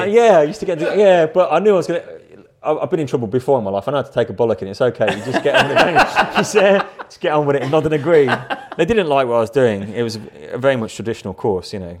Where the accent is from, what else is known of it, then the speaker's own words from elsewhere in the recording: Rugby, West Midlands, United Kingdom; also born or lived in London; now in Battle, United Kingdom; I was born in a, in a town called Rugby, which is still very close to my heart